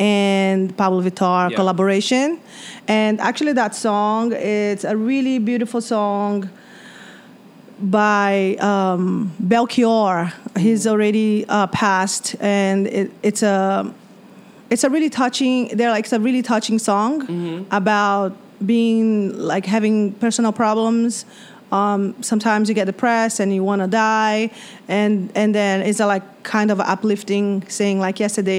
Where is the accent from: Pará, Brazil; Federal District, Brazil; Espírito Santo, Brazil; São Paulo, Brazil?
Espírito Santo, Brazil; I'm from Espírito Santo.